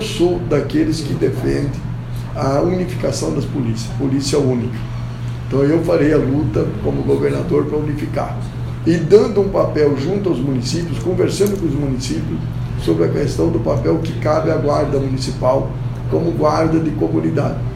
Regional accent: Rolândia, Paraná, Brazil; nascido e criado em Rolândia

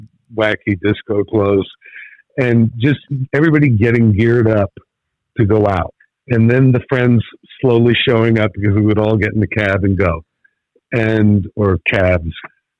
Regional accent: Brooklyn, New York, United States; born there; also born or lived in New Jersey; Yeah, I was born in Brooklyn

